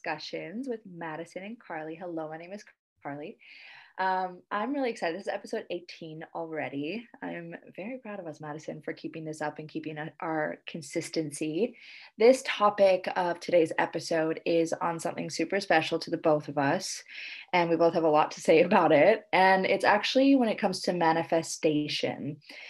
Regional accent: Canada; now in Indonesia

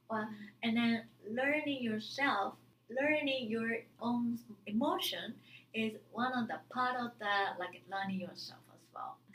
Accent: Japan; English is a second language

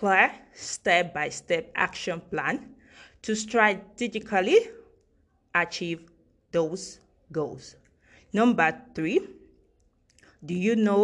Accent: Nigeria; as a Nigerian

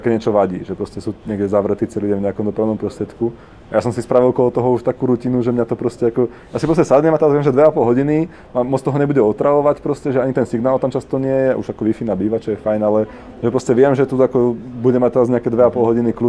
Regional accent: Žilina Region, Slovakia; A ja pochádzam z, z Kisúc, čo je proste sever Slovenska, Kisúcké nové mesto, Žilina, Čaca a tam.

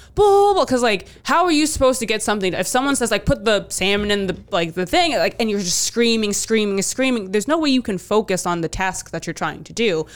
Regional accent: D.C., Virginia, United States; moved away as an adult; now in Providence, United States; I grew up outside, right outside of D C

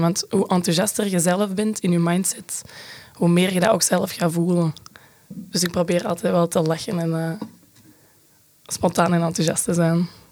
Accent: Brecht, Flanders, Belgium; ik kom uit Brecht. Dat is de Kempen in Antwerpen

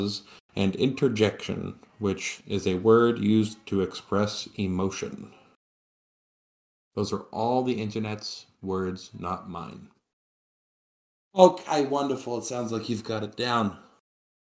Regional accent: Boston, Massachusetts, United States; I'm going to use the lacking in a G because I'm from Boston

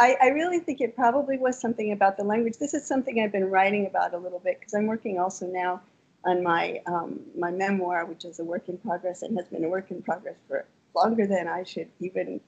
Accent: Minnesota, United States; moved away as an adult; also born or lived in Champagne, France; now in France; I was growing up in Minnesota

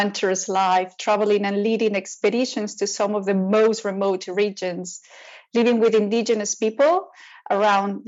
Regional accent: Mexico; my path as a Mexican, as an indigenous background

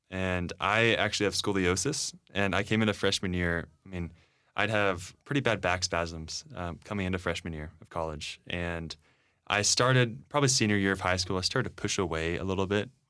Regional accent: Dallas, Texas, United States; I'm from Dallas. {S1} That's right. {S2} Okay, Born in Dallas. Have never moved.

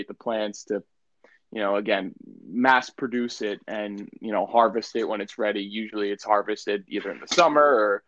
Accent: New Jersey, United States; we're both from New Jersey.

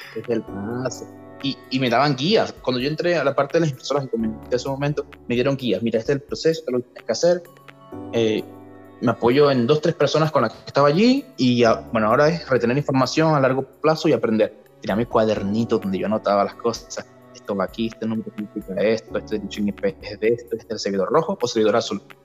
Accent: Venezuela; moved away as an adult; also born or lived in Maracaibo, Zulia (university studies); now in Chile; en mi país, Venezuela, en la ciudad de Maracaibo.

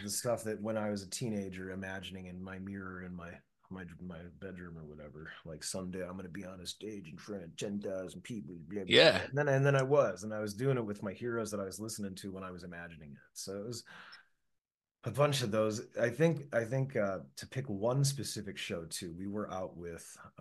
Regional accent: Chicago, Illinois, United States; Growing up in Chicago

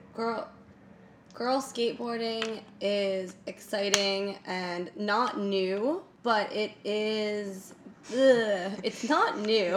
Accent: United States; I'm super American

